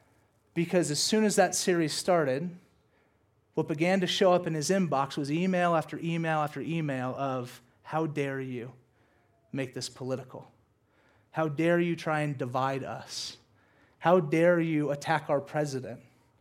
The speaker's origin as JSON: {"language": "English", "region": "the South", "country": "United States", "tie": "born or raised there", "said": "And listen, growing up in the South and being a brown kid, there's not a ton of brown kids in the South."}